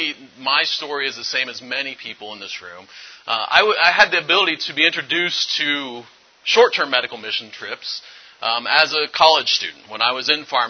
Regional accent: Findlay, Ohio, United States; I'm from Findlay, Ohio area, which is in northwest Ohio

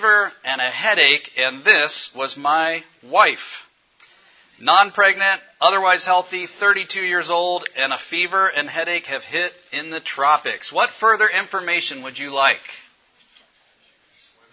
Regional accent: Cincinnati, Ohio, United States; I'm from Cincinnati, Ohio. I work at University of Cincinnati

